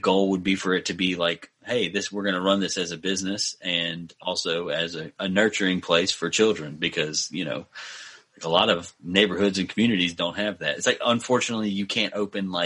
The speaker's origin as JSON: {"language": "English", "region": "Mississippi", "country": "United States", "tie": "born or raised there", "said": "my hometown is like in a bad spot as of lately"}